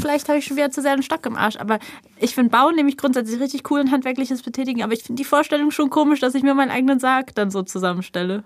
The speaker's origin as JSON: {"language": "German", "region": "Berlin", "country": "Germany", "tie": "born or raised there", "said": "der Straße, wo ich aufgewachsen bin. Mhm. So einfach als Kreuzbergerin geboren und als Kreuzbergerin bestattet"}